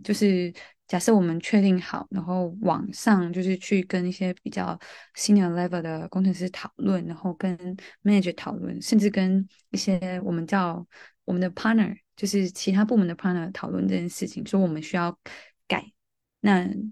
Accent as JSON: {"language": "Chinese", "country": "Malaysia", "also_born_or_lived": "Taiwan", "moved": "as an adult", "lives_now": "London, United Kingdom", "said": "我是来自马来西亚的"}